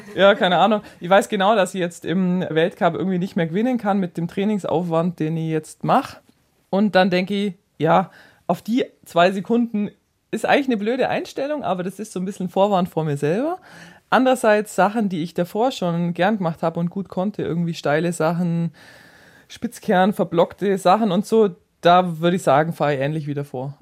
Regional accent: near Kempten, Allgäu, Bavaria, Germany; Ich komme eben aus der Nähe von Kempten

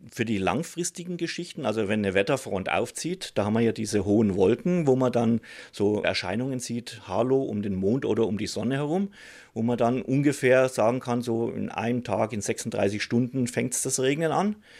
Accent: Upper Franconia, Bavaria, Germany; moved away; Wo ich herkomme, aus Oberfranken

